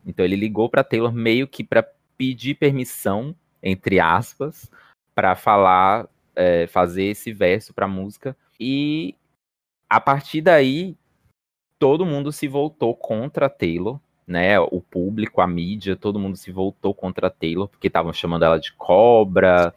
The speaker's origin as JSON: {"language": "Portuguese", "region": "Bahia", "country": "Brazil", "said": "Tenho 25 anos, sou baiana"}